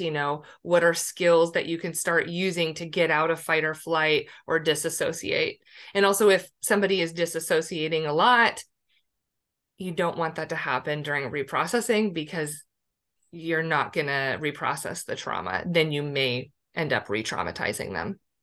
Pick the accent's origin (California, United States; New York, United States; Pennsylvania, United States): Pennsylvania, United States; moved away as an adult; also born or lived in San Diego; I grew up in Pennsylvania